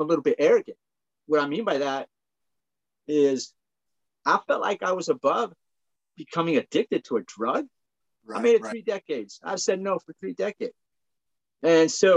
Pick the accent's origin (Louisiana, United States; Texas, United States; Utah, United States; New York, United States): Utah, United States; just south of Salt Lake City; I'm from Utah. I grew up, just south of Salt Lake City here.